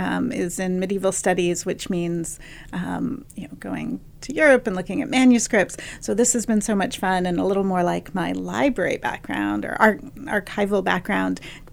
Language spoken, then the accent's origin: English; San Diego, California, United States; I grew up in San Diego.